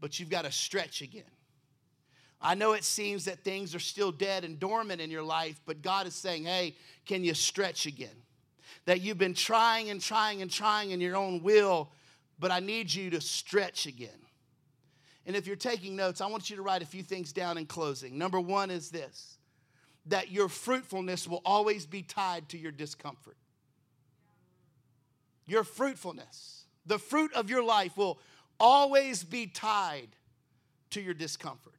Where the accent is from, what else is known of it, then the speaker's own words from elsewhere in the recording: Texas, United States; now in Baltimore, United States; I'm originally from Texas